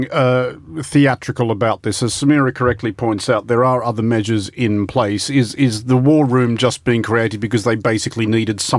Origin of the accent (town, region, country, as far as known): Australia